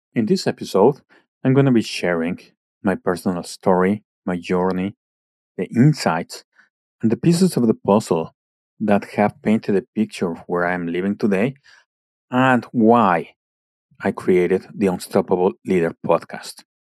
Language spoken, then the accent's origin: English; Mexico City, Mexico; now in Canada; I was born and raised in Mexico City